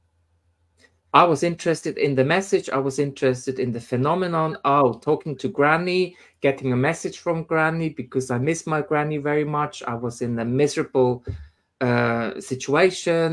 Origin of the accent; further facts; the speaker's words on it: Switzerland; moved away as an adult; now in United Kingdom; where I came from Switzerland, I mean, it's 10 years ago now